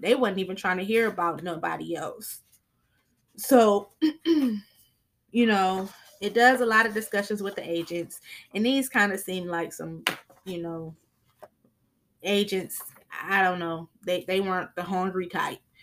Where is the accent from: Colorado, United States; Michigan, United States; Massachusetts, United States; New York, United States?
Michigan, United States; Flint; They are from my hometown